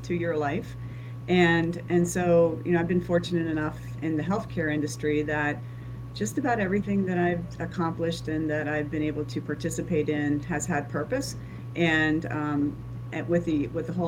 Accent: Pennsylvania, United States; moved away as an adult; now in Florida, United States; I grew up in Pennsylvania. I went to school and moved to Florida right out of college

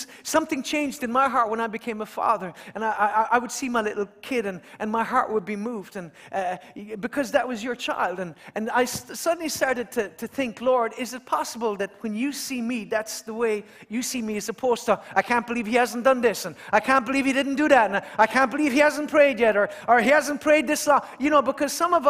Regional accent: Kerry, Munster, Ireland; moved away as an adult; now in Dublin, Ireland; even though I'm from Kerry.

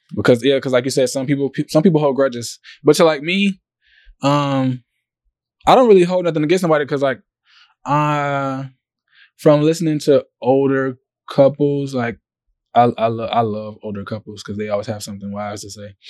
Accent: Savannah, Georgia, United States; from Savannah, Georgia.

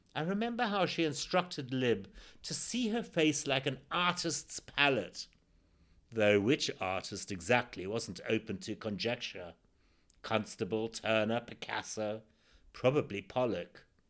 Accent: Zimbabwe; born or raised there

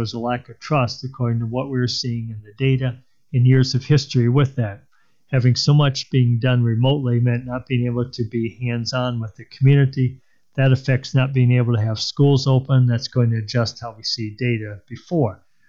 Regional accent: Rockford, Illinois, United States; also born or lived in Waterloo; now in Des Moines, United States; I love Des Moines. I'm not from here. I'm from Rockford, Illinois originally. Then I was in Waterloo for most of my adulthood and then moved to Des Moines about 8 years ago.

